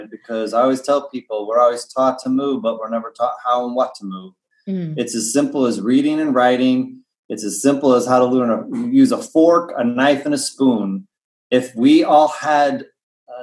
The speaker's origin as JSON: {"language": "English", "region": "Indiana", "country": "United States", "tie": "born or raised there", "said": "I grew up in Indiana"}